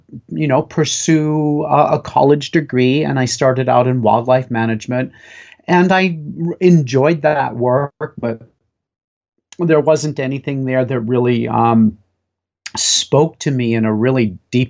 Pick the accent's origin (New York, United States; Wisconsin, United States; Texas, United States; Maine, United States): Maine, United States; Western; Growing up in Western Maine